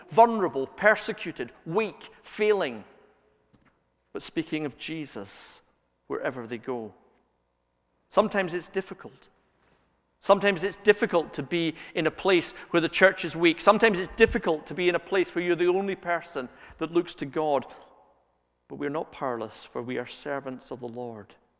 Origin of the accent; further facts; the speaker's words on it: Scotland, United Kingdom; We're Scottish